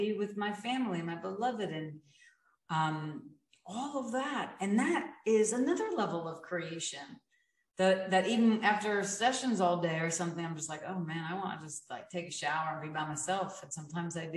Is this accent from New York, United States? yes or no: yes; New York, United States; I'm a New Yorker in my blood.